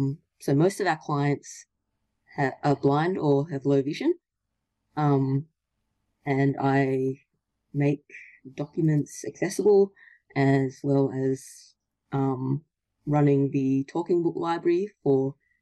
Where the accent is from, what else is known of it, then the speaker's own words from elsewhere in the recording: Perth, Western Australia, Australia; I'm from Perth, Western Australia.